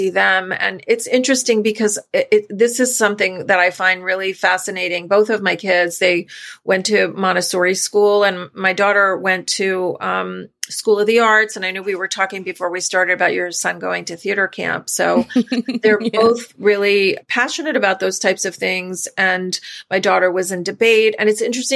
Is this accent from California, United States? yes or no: no; New York, United States; we're from New York originally.